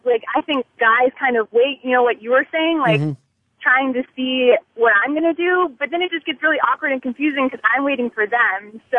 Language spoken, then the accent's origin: English; the South, United States; moved away as an adult; also born or lived in New York City; since I was raised in the South